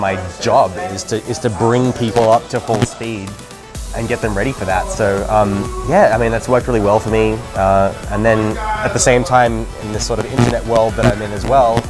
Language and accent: English; Australia; accent: Australian; also born or lived in Germany / United States; now in London, United Kingdom; And when I go back to Australia, I mean, I still very much sound Australian, but when I go back home now, people can't pick where I'm from anymore.